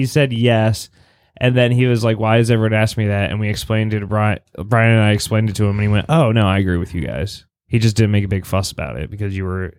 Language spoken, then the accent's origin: English; Virginia Beach, Virginia, United States; I know Kempsville well because I grew up in Kempsville.